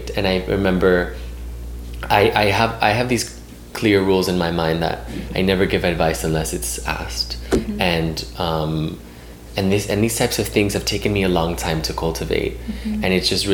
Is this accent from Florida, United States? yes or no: yes; Miami, Florida, United States; moved away; I'm originally from Miami.